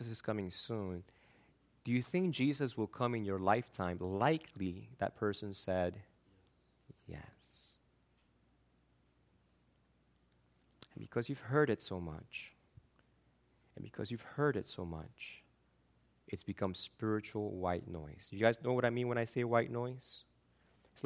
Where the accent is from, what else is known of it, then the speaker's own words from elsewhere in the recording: Argentina; moved away; I'm from Argentina